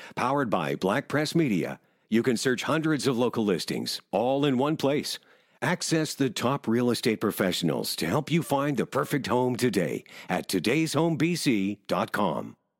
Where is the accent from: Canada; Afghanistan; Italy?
Canada; Nova Scotia; growing up in Nova Scotia